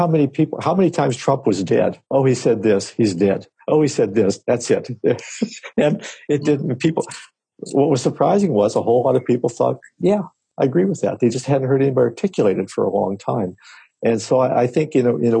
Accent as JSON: {"language": "English", "town": "Latrobe", "region": "Pennsylvania", "country": "United States", "tie": "born or raised there", "moved": "yes", "said": "I come from Western Pennsylvania, a town called Latrobe, Arnie Palmer's town, about 30 or 40 miles east of Pittsburgh."}